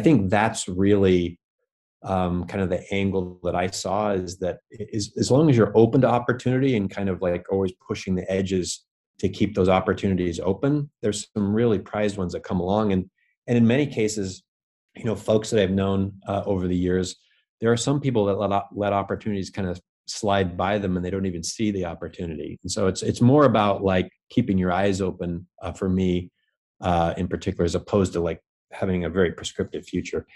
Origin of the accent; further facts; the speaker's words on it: Bellingham, Washington, United States; now in New York, United States; I grew up in Washington State. So, uh, originally from the Northwest in a, in a city called Bellingham, Washington